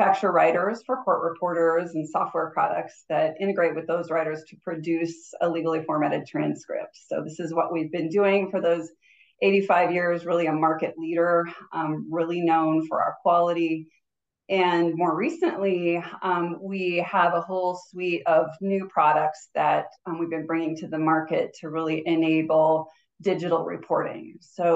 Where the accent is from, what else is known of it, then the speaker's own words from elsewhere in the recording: Southern California, United States; moved away as an adult; also born or lived in Flagstaff, Arizona / Anchorage, Alaska; I grew up in Southern California. So yeah, I grew up near the beach